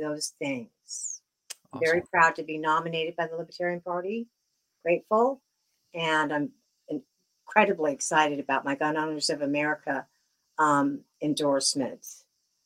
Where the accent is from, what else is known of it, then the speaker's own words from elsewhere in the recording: Southern California, United States; now in Bristol, United States; I grew up in Southern California originally